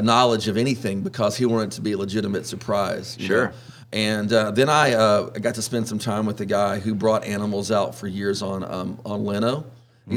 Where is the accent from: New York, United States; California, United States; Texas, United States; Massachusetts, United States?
Texas, United States; Orange; I was born in Orange, and um, grew up fishing and hunting with my dad